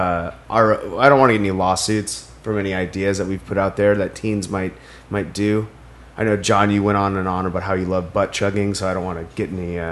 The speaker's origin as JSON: {"language": "English", "region": "Maine", "country": "United States"}